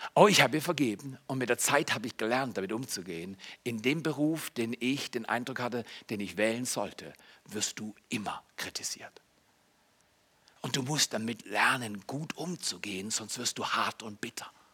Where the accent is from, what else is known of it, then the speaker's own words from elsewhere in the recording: Germany; moved away as an adult; also born or lived in Canada; ich bin ja Deutscher